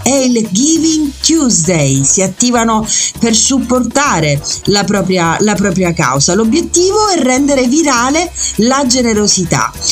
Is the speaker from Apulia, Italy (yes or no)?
no; Messina, Sicily, Italy; sono messinese